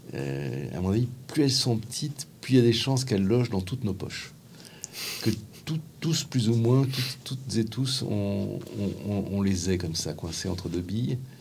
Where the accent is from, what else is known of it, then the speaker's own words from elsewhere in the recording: Paris, Île-de-France, France; en tant que Parisien qui prend souvent le métro